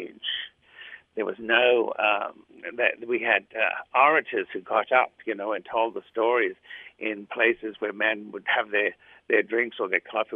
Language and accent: English; Australia; first language Greek; English is a second language; now in United States; I was born in Australia, and then I came to America, but I still speak my first language, which was Greek